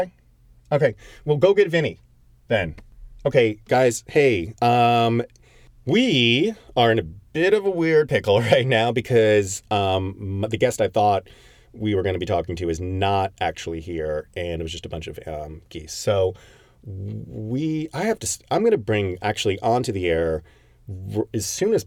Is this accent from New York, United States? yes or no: no; Connecticut, United States; my home state of Connecticut